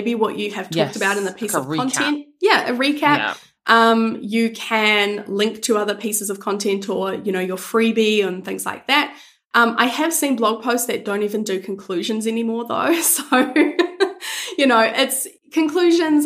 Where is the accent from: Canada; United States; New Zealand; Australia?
New Zealand; I'm from New Zealand